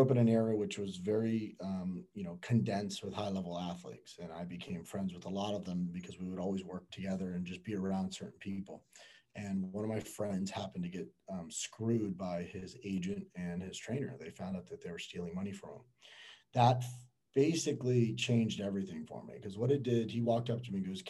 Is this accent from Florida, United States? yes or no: yes; Miami, Florida, United States; born and raised in Miami.